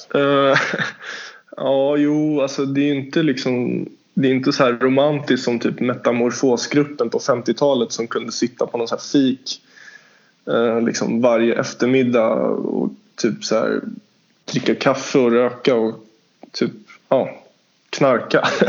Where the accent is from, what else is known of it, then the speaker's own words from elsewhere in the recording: Stockholm, Stockholm County, Sweden; jag är ju från Stockholm